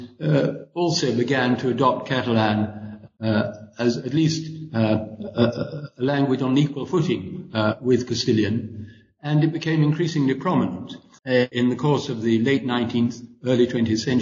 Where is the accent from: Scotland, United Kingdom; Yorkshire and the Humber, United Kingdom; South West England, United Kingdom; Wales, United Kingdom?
Scotland, United Kingdom